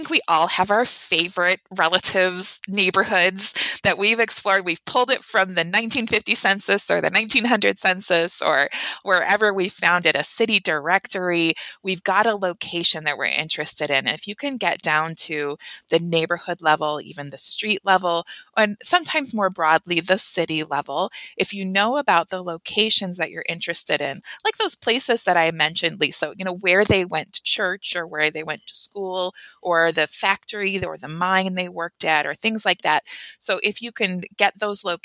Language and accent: English; Euclid, Ohio, United States; my hometown of Euclid, Ohio.